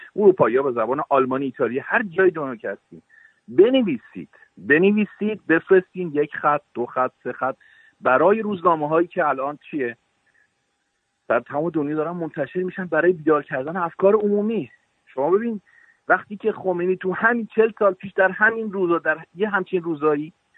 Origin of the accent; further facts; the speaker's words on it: Iran; moved away; الان سالهای سالی که از ایران زدم بیرون